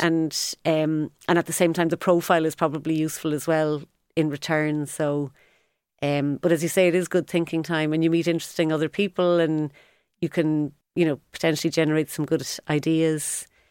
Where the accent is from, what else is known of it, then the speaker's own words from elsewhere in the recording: Cork, Munster, Ireland; moved away as an adult; also born or lived in London; now in Cork, Ireland; I'm from Cork, was dying to move back